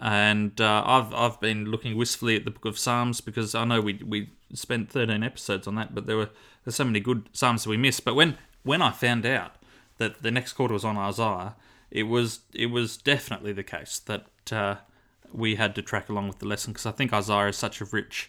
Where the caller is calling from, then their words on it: Launceston, Tasmania, Australia; I'm recording from Launceston, Tasmania.